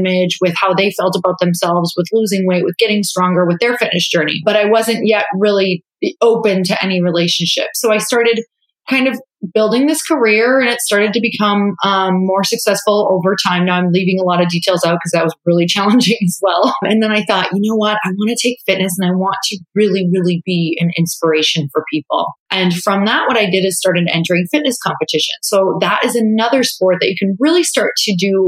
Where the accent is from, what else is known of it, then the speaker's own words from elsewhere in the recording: Upper Michigan, United States; moved away as an adult; now in California, United States; I was raised in a really religious family in a really small town. And so I'm from Upper Michigan, tiny town